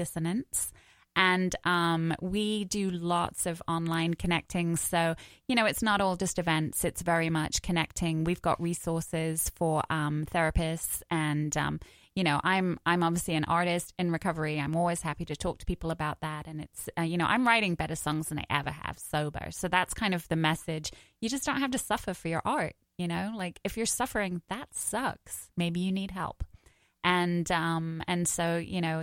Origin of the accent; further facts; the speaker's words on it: United Kingdom; I'm British